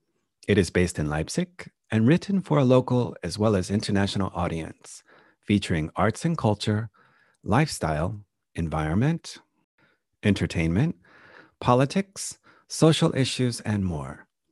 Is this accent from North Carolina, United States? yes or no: yes; Asheville, North Carolina, United States; now in Dessau, Germany; I was born in Asheville.